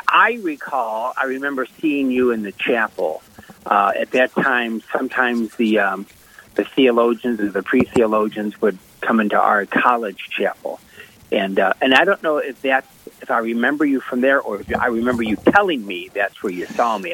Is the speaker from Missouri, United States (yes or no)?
yes; St. Louis, Missouri, United States; moved away as an adult; now in Springfield, United States; Born and raised in St. Louis